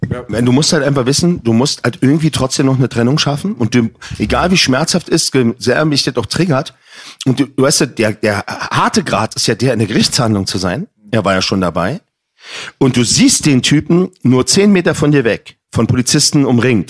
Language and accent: German; Berlin, Germany; Ich bin in Neukölln groß geworden